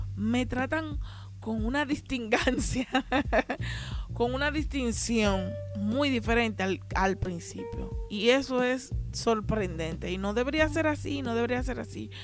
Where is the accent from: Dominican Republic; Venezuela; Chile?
Dominican Republic; Haina, San Cristóbal; now in Santo Domingo, Dominican Republic; yo nací y me crié allá, no significa que yo conozca Jaina completo